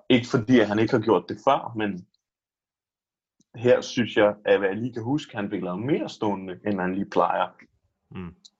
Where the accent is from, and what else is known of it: Denmark